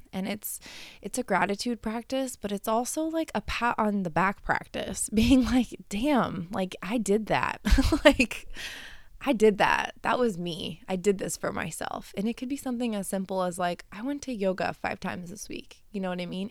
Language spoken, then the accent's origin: English; Colorado, United States; moved away; I grew up in Colorado